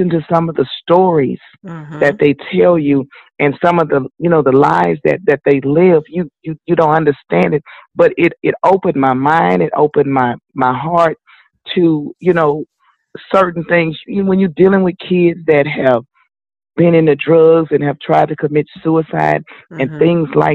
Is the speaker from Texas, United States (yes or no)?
yes; Houston, Texas, United States; I grew up right here in Houston, Texas